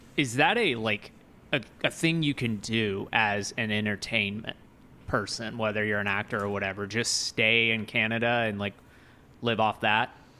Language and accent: English; United States; American born and bred